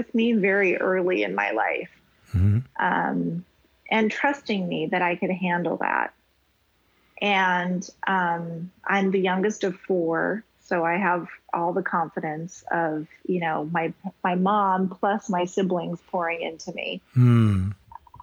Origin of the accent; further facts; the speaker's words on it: Wyoming, United States; now in Hawaii, United States; I had an amazing experience in growing up in Wyoming